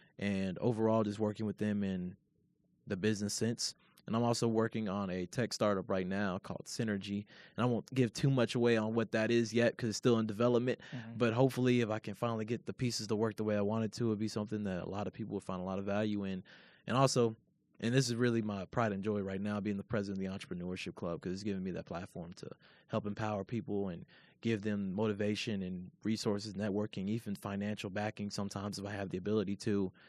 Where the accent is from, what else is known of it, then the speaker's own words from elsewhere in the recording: Louisville, Kentucky, United States; And the thing is, I'm not even far from Lexington. I'm from Louisville, which, you know, is about an hour down the block.